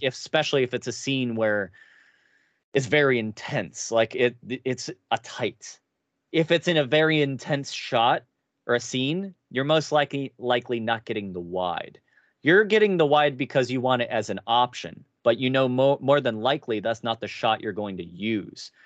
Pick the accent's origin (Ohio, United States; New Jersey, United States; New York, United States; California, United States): Ohio, United States; Cincinnati; moved away; I come from Cincinnati, a Ger-, very Germanic town